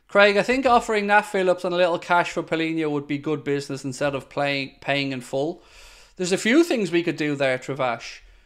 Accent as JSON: {"language": "English", "town": "Dublin", "region": "Leinster", "country": "Ireland", "moved": "as an adult", "said": "I am originally from Shankill. But I haven't lived in Shankill since I was nineteen"}